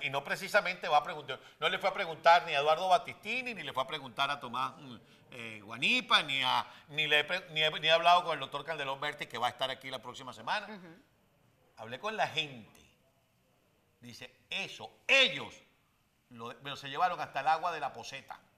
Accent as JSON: {"language": "Spanish", "country": "Venezuela", "said": "por venezolanos que somos"}